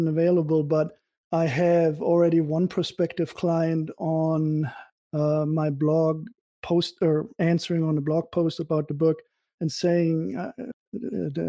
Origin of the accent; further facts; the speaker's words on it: Germany; now in United States; I'm from Germany originally.